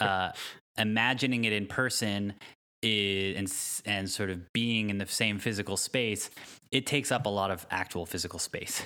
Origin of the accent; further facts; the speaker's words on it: Connecticut, United States; now in Palo Alto, United States; I grew up in Connecticut